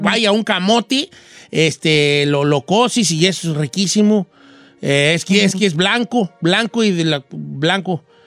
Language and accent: Spanish; La Sauceda, Michoacán, Mexico; moved away; en mi pueblo, de donde, donde yo soy, el pueblo más bonito del mundo, la Sauceda de Michoacán